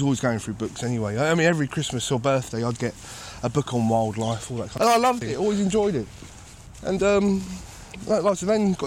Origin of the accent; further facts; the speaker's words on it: London, United Kingdom; I'm from London